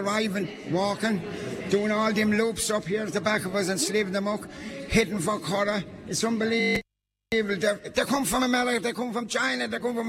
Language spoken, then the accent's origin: English; Lisvernane, Munster, Ireland; growing up in Lisvernane was something else.